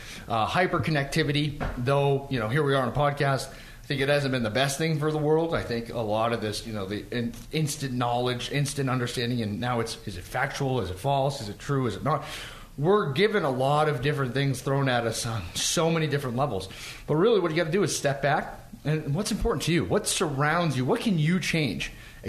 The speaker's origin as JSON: {"language": "English", "town": "Boston", "region": "Massachusetts", "country": "United States", "tie": "born or raised there", "said": "growing up in Boston, growing up in the East Coast, it's almost a trained methodology."}